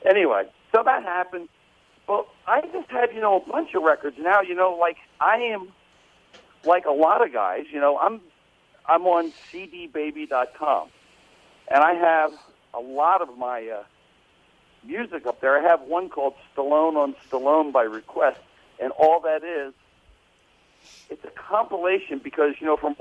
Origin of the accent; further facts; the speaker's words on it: New Jersey, United States; my group comes out from New Jersey. We're all Italian